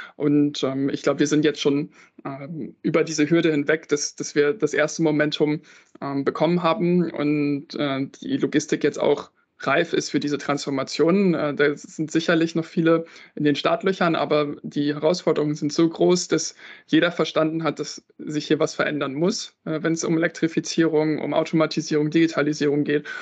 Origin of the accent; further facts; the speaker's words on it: Northern Germany, Germany; ich bin in Norddeutschland aufgewachsen